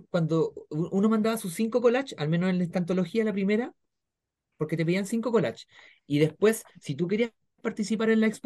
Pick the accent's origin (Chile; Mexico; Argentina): Chile; Concepción, Biobío; O sea, bueno, vine yo de Conce